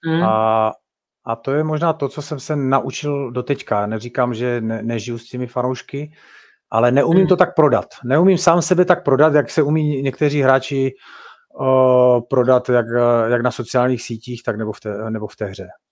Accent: Czechia

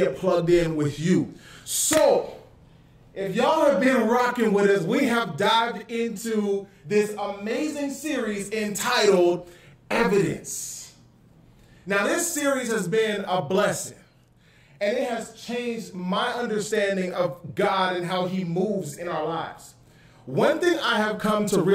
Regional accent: Canada; also born or lived in Florida, United States; now in California, United States; I'm Canadian.

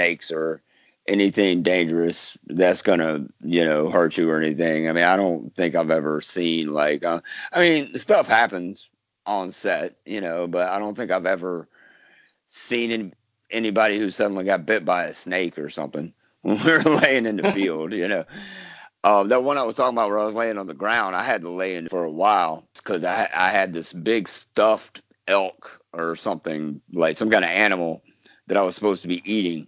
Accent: Florence, South Carolina, United States; accent: Southern; now in Georgia, United States; I can do a Southern accent because I was born in Florence, South Carolina. I live in Georgia now

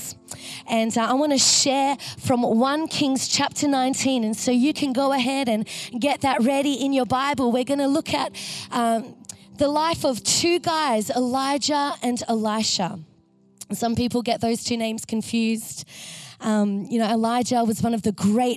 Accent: Bangkok, Thailand; now in Melbourne, Australia; I come from Bangkok

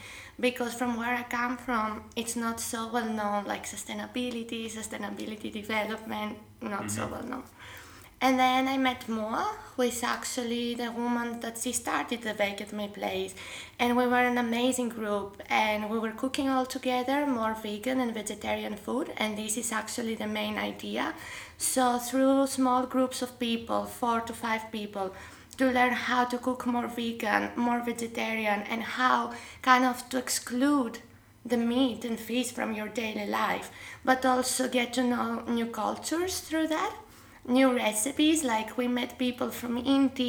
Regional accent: Greece; moved away as an adult; now in Gothenburg, Sweden; I come from Greece and I'm 2 years now in Gothenburg

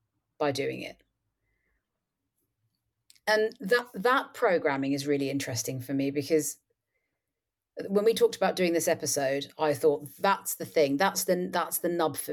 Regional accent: London, United Kingdom; But I did grow up with it in the culture I was raised in, which is Britain. I'm born and raised in London.

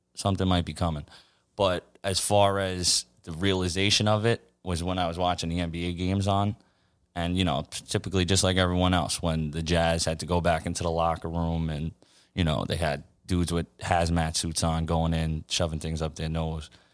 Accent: New York City, New York, United States; I grew up right here in, uh, Glendale, Queens, my whole life.

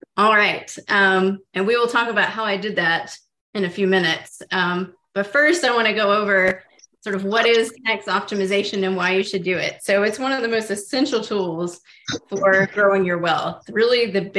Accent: Oak Ridge, Tennessee, United States; I grew up in Oak Ridge, Tennessee, which is in East Tennessee in the Appalachian Mountains

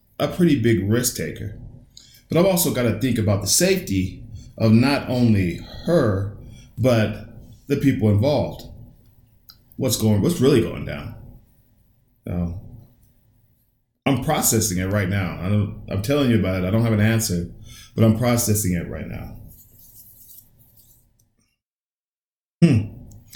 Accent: United States; I was born, raised in America

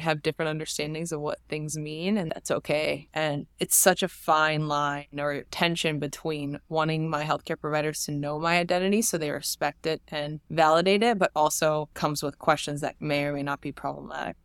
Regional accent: New Jersey, United States; I'm from Jersey

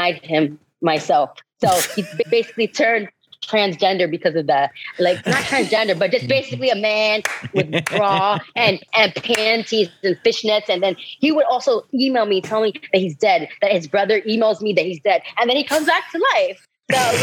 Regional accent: New York City, New York, United States; I was born and raised in Brooklyn, New York

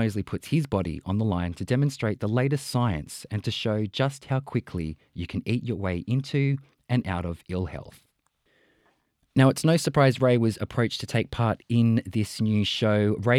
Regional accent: Sydney, New South Wales, Australia; I was born on Darug country in Blacktown.

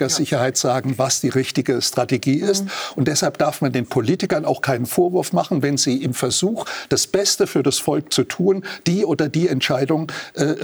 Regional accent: Germany; weil zumindest bei uns in Deutschland einige der führenden Experten mittlerweile Medienstars sind

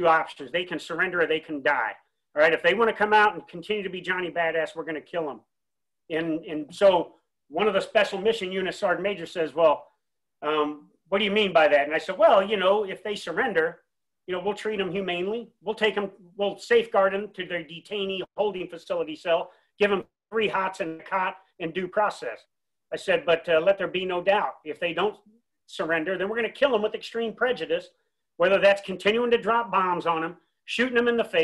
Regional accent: Davenport, Iowa, United States; moved away as an adult; back home in Davenport, Iowa, my hometown

